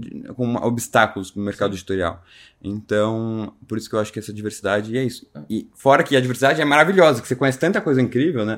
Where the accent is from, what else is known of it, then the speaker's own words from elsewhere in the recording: São Paulo, Brazil; eu nasci em São Paulo, no sul de São Paulo